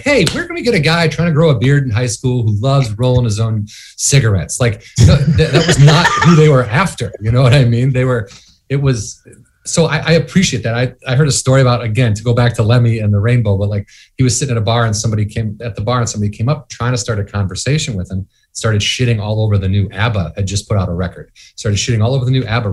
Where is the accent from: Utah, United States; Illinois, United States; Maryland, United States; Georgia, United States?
Illinois, United States; suburbs of Chicago; now in Los Angeles, United States; I'm from Illinois. I'm from outside of Chicago